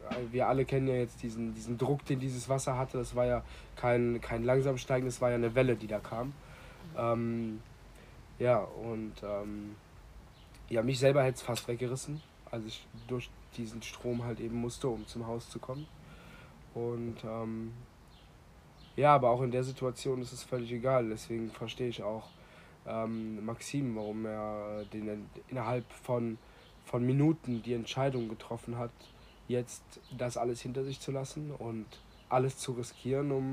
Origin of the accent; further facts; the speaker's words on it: Bad Bodendorf, Rhineland-Palatinate, Germany; ich bin aus Bad Bodendorf, aus dem Ahrtal.